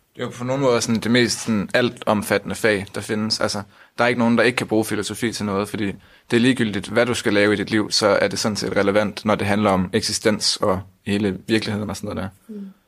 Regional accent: Aarhus, Central Denmark Region, Denmark; jeg er 20 år, og jeg kommer fra Aarhus

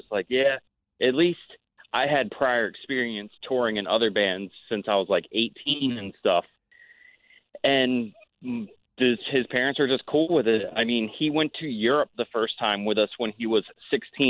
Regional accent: Ocean City, Maryland, United States; moved away as an adult; also born or lived in Philadelphia; Ocean City, Maryland, my hometown

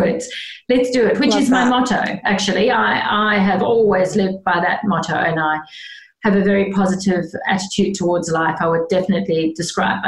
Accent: South Africa; moved away as an adult; now in Australia; I grew up in South Africa, and I left when I was 21 to go traveling

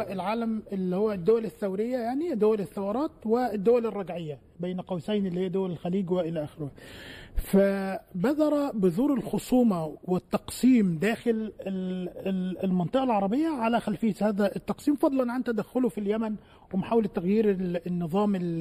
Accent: Egypt; عندنا في مصر

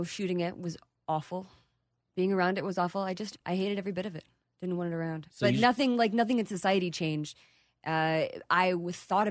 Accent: Texas, United States; I am a Texan, native Texan

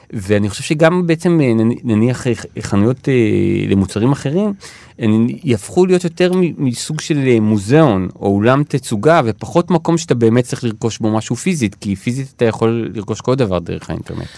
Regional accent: Ramat Gan, Tel Aviv District, Israel; now in Tel Aviv, Israel; נולדתי וגדלתי ברמת גן

